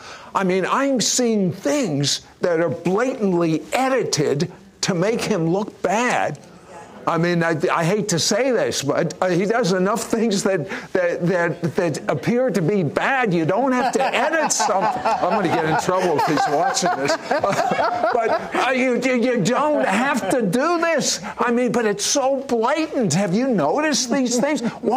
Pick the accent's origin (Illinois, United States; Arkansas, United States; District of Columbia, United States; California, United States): District of Columbia, United States; Washington; I was born in Washington, D.C. I couldn't even vote most of my life.